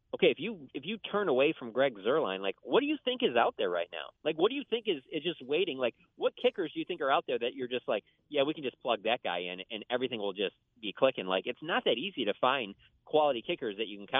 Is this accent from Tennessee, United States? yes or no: no; Detroit, Michigan, United States; I grew up in Detroit